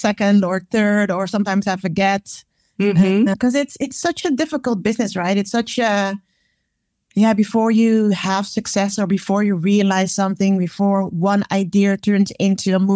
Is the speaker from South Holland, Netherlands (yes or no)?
no; Amsterdam, North Holland, Netherlands; born and raised in Amsterdam